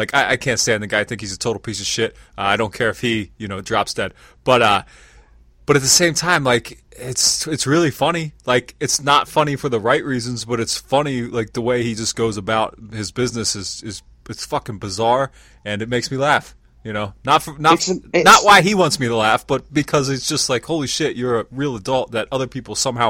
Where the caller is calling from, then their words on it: Lancaster, Pennsylvania, United States; I'm in Pennsylvania. Well, Lancaster, Pennsylvania.